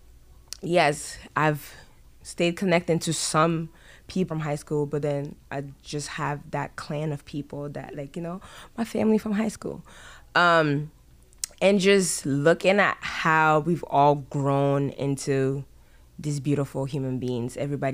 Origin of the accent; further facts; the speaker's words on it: France; moved away; also born or lived in Ghana; So I was born in France. Even within France, I traveled, went to school here, was born here, did this here, did this here. I traveled. And then from France going to Ghana and then Ghana coming here.